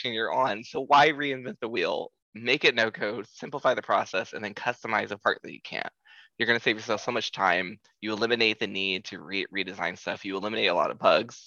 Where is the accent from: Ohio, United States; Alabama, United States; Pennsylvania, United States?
Ohio, United States; Columbus; moved away as an adult; now in San Francisco, United States; we moved here, me and my husband, you know, we're from Columbus, Ohio